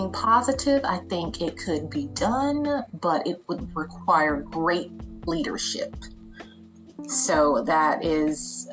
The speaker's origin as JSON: {"language": "English", "country": "United States", "said": "we as Americans"}